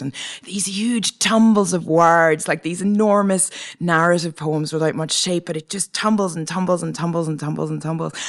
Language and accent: English; Northern Ireland, United Kingdom; moved away as an adult; also born or lived in Edinburgh, Scotland; now in Montreal, Canada; I come from Northern Ireland, uh, from a Protestant background in Northern Ireland